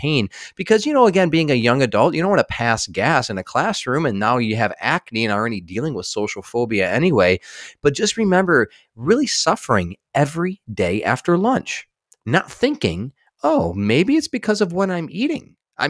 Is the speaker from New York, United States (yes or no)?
no; Michigan, United States; born there; I was born in just outside of Detroit, Michigan, and I was a sick kid.